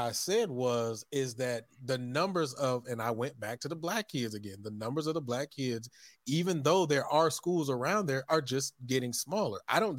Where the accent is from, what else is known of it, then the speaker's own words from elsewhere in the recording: Texas, United States; specifically because I'm from Texas and I see it